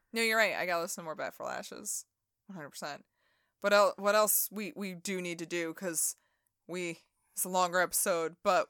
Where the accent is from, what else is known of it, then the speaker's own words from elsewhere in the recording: Rickmansworth, East of England, United Kingdom; I'm from Rickmansworth, England. Yes, I am.